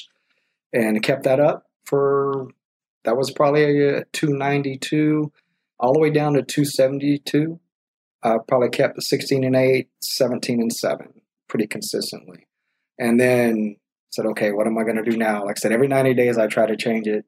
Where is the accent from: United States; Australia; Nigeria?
United States; Texas; We're from Texas, you know, we like to go out, go country dancing, drink your beer